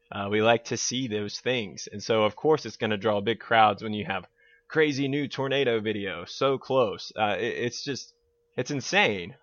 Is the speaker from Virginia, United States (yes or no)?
yes; Blue Ridge Mountains, Virginia, United States; I was born and raised in Virginia in the, in the Blue Ridge Mountains